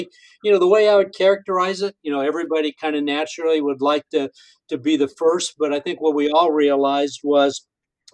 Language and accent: English; Wellington, Illinois, United States; moved away; also born or lived in Hoopeston, Illinois; I'm from Hoopston, because it had a few thousand people